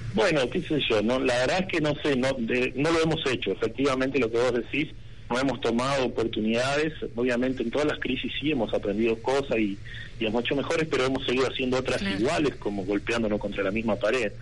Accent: Argentina

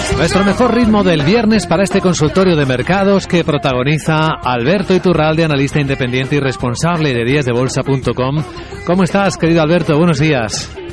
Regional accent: Ávila, Castile and León, Spain; moved away; en mi pueblo, en Ávila

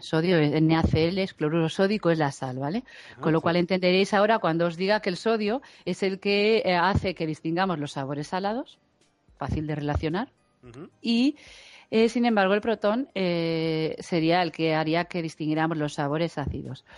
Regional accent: Galicia, Spain; now in Madrid, Spain; yo soy gallega y los del norte no tenemos sentido del frío

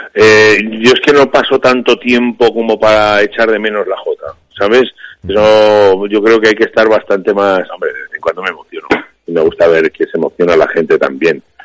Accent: Aragon, Spain; moved away; me siento tan aragonés como el que vive en nuestra preciosa tierra, o incluso un poquito más, porque lo he hecho más de menos.

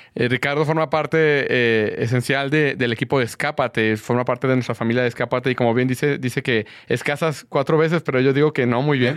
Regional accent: Guadalajara, Jalisco, Mexico; yo soy de Guadalajara

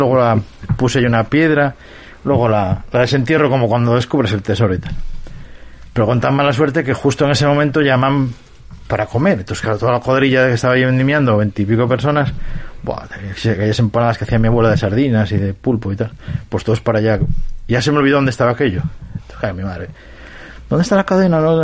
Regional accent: Cacabelos, Castile and León, Spain; also born or lived in London; now in Oviedo, Spain; me trasladé desde mi pueblo natal, Cacabelos, hasta, hasta, hasta Oviedo

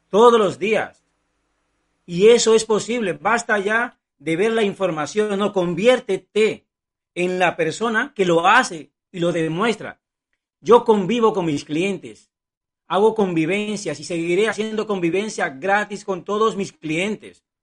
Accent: Cuba; born there; Yo nací en Cuba, no tenía sueños, no tenía posibilidades de alcanzar nada en la vida, ni siquiera viajar.

